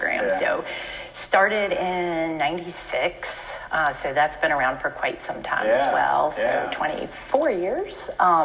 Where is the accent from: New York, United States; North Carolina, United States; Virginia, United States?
Virginia, United States; Richmond; moved away as an adult; now in Portsmouth, United States; I grew up in Richmond.